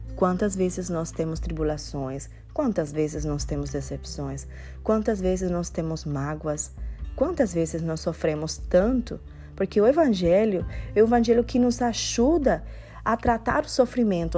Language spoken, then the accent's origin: Portuguese; Cuba; Portuguese is a second language; now in Miami, United States; Eu sou cubana